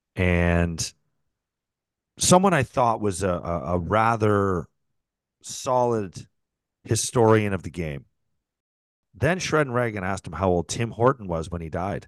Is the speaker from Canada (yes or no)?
yes; St. Catharines, Ontario, Canada; Saint Catharines, my hometown